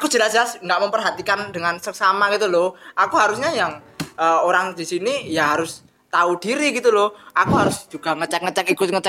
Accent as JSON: {"language": "Indonesian", "town": "Karang Nongko", "country": "Indonesia", "said": "uh, eh, saya dari Karang Nongko dan kebetulan saya uh, saya anak apa anak yang punya anak dari ayah saya yang seorang petani"}